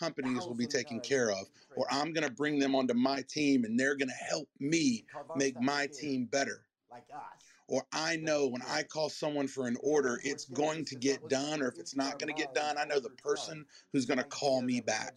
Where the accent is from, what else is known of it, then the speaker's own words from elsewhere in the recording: the South, United States; I'm from the South